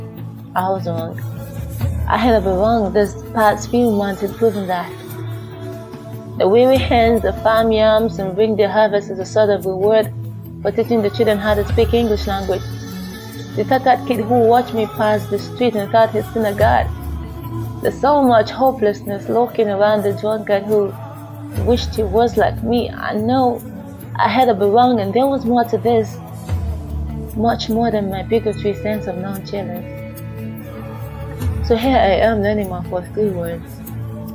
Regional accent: Sokoto, Nigeria; by nature of location, I am from Sokoto State, and my father is from Ondo State.

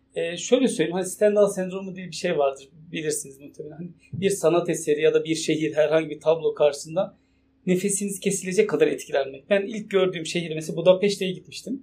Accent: Turkey; also born or lived in Şırnak / Konya; Türk olduğum için

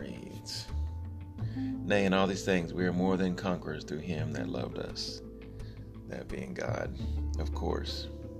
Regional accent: Texas, United States; born there; I was born in Texas, but my father was in the Army, so we moved around quite a bit.

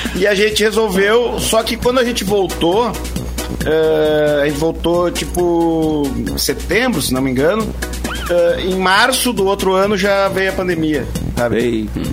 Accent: Tupanciretã, Rio Grande do Sul, Brazil; now in Campo Bom, Brazil; Eu que sou de Tupanciretã, né, do, interior do interior.

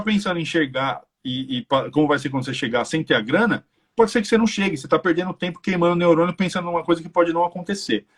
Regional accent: Brazil; moved away as an adult; now in Ireland; eu como brasileiro

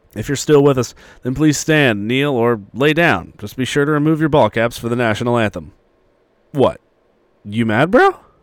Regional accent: Nashville, Tennessee, United States; I'm from Nashville

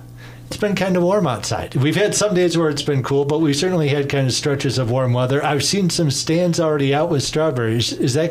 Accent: near Detroit, Michigan, United States; now in Upper Peninsula, Michigan, United States; Even when I was growing up near Detroit

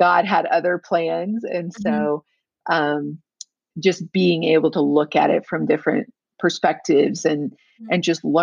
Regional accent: Texas, United States; now in Colorado Springs, United States; I was born and raised in Texas, but I've lived in Colorado for 13 years

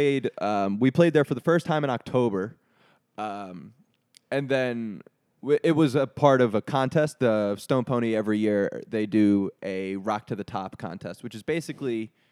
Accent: New Jersey, United States; moved away as an adult; also born or lived in Horsham, Pennsylvania; now in Pennsylvania, United States; I love to talk shit on my home state. I do love it, and it's very much a part of who I am.

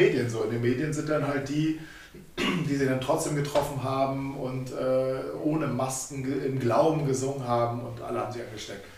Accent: Germany; als Deutsche

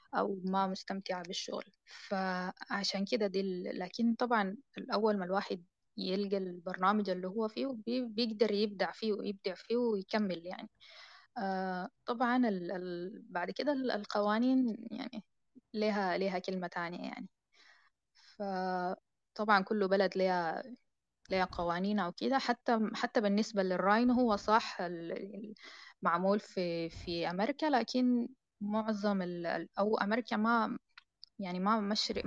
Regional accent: Sudan; البرامج اللي عندنا في السودان

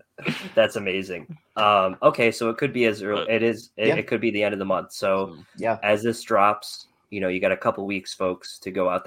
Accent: outside of Boston, Massachusetts, United States; I was born outside of Boston

